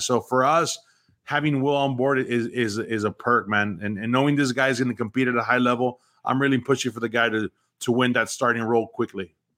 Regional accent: South Texas, United States; also born or lived in Mexico; I'm from Mexico. I grew up in South Texas. So I've lived on both sides of the border.

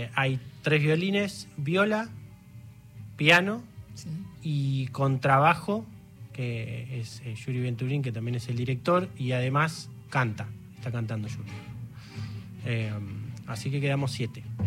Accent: Claypole, Buenos Aires Province, Argentina; nosotros somos de Claypole

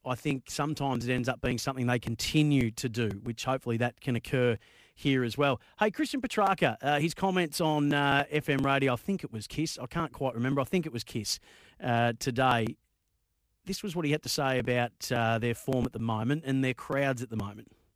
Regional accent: Bendigo, Victoria, Australia; when I was a kid from Bendigo

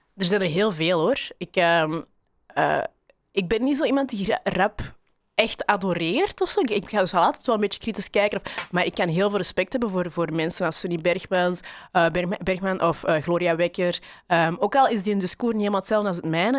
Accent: Belgium; ik ben opgegroeid in België

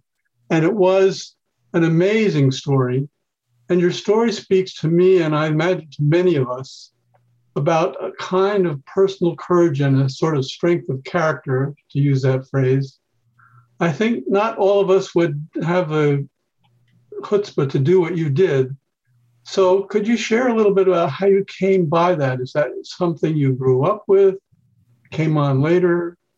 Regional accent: Long Island, New York, United States; I grew up on Long Island in New York State

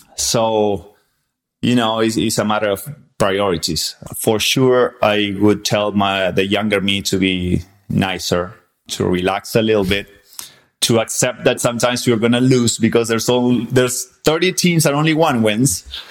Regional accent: Argentina; born or raised there; English is a second language; moved away as an adult; also born or lived in San Antonio, Texas; now in Texas, United States

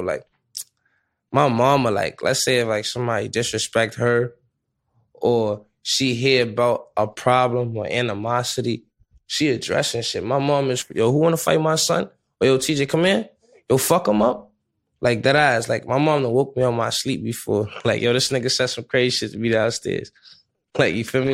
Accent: New York City, New York, United States; I'm from the Bronx

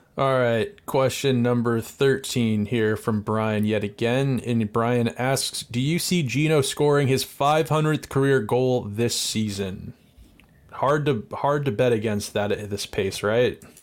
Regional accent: United States; we're American

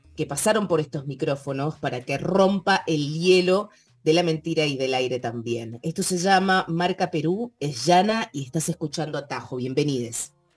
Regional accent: Mendoza, Argentina; moved away; yo nací en Mendoza y me crié

